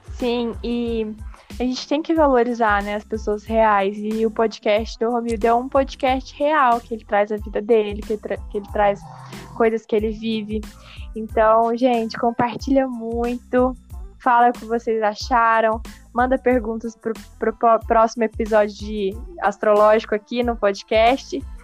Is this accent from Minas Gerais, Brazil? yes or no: yes; Lavras, Minas Gerais, Brazil; moved away as an adult; now in Uberaba, Brazil; eu vim pra Uberaba, né, eu sou do sul de Minas, chama Lavras, na minha cidade